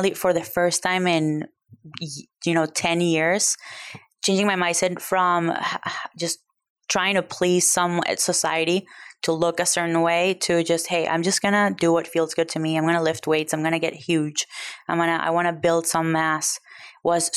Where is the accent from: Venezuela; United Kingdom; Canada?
Venezuela; now in United States; I grew up in Venezuela